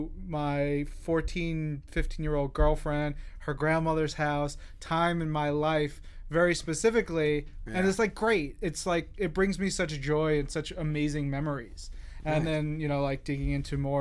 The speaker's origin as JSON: {"language": "English", "area": "Long Island", "region": "New York", "country": "United States", "said": "I'm from Long Island, so I was in the Long Island hardcore scene in the 90s"}